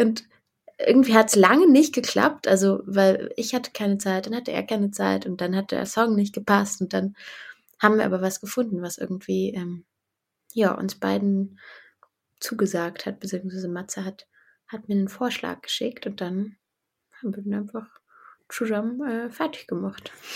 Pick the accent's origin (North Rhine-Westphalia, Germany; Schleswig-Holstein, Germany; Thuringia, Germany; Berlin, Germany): Berlin, Germany; ich komme aus Berlin, um, ähm, vom, vom Stadtrand, vom nördlichen Stadtrand Berlins